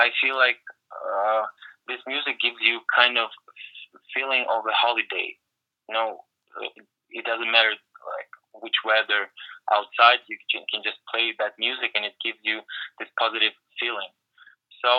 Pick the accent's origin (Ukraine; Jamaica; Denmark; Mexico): Ukraine; small town in the south of Ukraine, southern Ukraine; English is a second language; moved away as an adult; now in Los Angeles, United States; I came from a small town in the south of Ukraine, and there was nothing, especially in the 90s